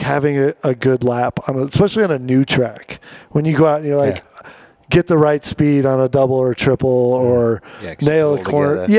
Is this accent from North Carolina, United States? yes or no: no; Valley Center, California, United States; moved away as an adult; now in Park City, United States; I grew up in Southern California, but I've lived here now 10 years full time